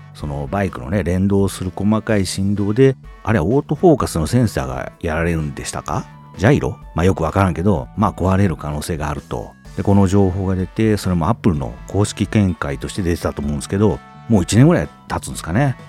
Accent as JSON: {"language": "Japanese", "country": "Japan", "tie": "born or raised there", "said": "私ここで育ってなかったら"}